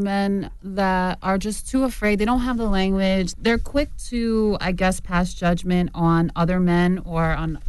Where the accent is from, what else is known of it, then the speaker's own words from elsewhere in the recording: New Jersey, United States; You know, like, for me, I grew up in Jersey. Like, I love hip-hop music.